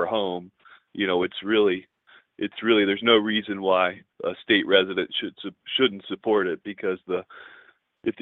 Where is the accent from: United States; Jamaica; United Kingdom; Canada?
United States; New York; our New York resolution, my home state